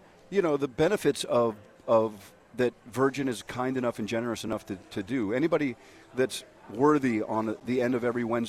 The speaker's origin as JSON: {"language": "English", "country": "United States", "said": "Watching …, … tour as an American in England, and everybody in the stadium knew every word."}